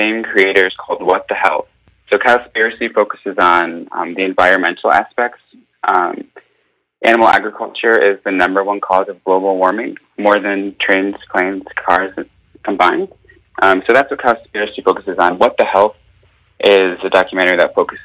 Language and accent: English; Arkansas, United States; also born or lived in Bloomington, Indiana; now in Hawaii, United States; I'm from Arkansas